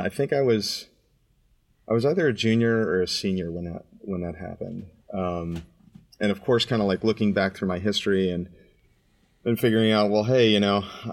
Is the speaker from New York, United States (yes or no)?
no; Merritt Island, Florida, United States; I grew up in a place called Merritt Island, Florida